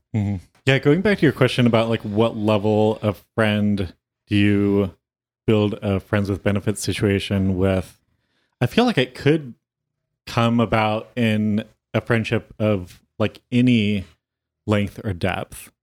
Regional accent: Modesto, California, United States; now in Los Angeles, United States; my hometown

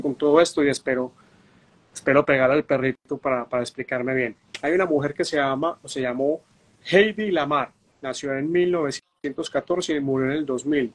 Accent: Medellín, Antioquia, Colombia; en Medellín, Antioquia, que es donde yo nací

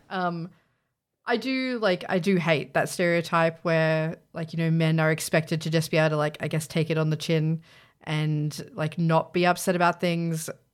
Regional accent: Australia; we're Australian, so we say Z.

